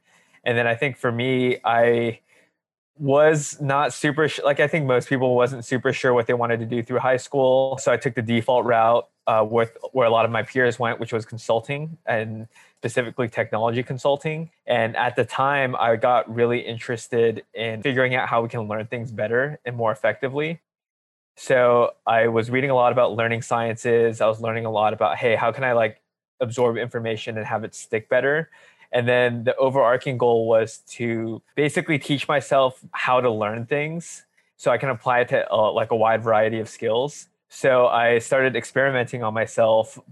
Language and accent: English; Alameda, California, United States; also born or lived in Los Angeles, United States; I grew up in the Bay Area. I had a pretty good childhood. Yeah, kind of spent, say, grade school all the way to high school in a small town called Alameda